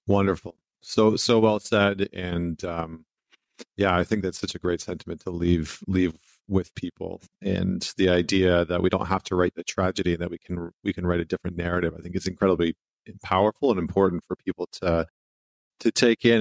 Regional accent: Canada; being a Canadian boy

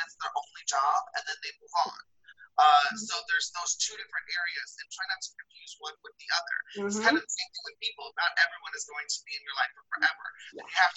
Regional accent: Midwest, United States; I'm from the Midwest

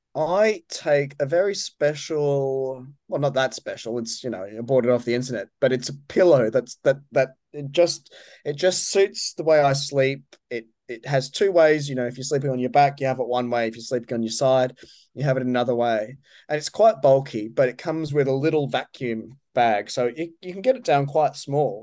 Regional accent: Brisbane, Queensland, Australia; moved away; also born or lived in New York / Manchester; Brisbane, my, my hometown

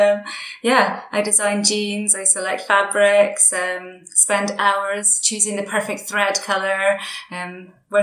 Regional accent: Derry, Northern Ireland, United Kingdom; I grew up in Derry in Northern Ireland.

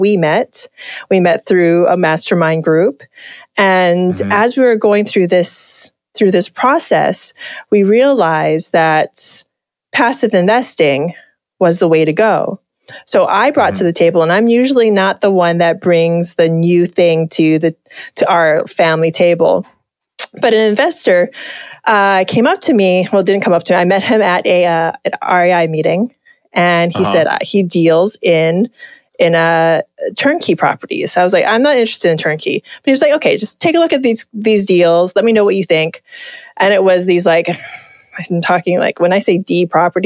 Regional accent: Hawaii, United States; Just being from Hawaii

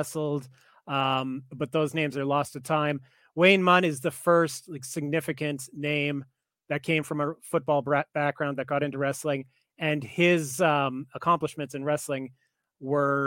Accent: Canada; I'm Canadian

